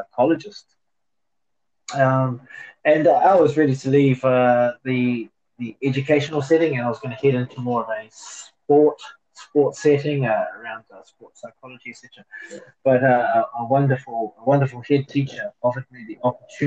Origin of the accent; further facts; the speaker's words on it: New Zealand; moved away as an adult; now in Hong Kong; New Zealand.